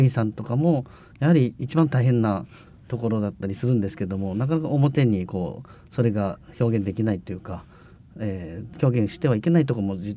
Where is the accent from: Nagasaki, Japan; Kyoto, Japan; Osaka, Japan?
Nagasaki, Japan; Higashisonogi; そこの建物が私が生まれ育った酒屋のすぐ近く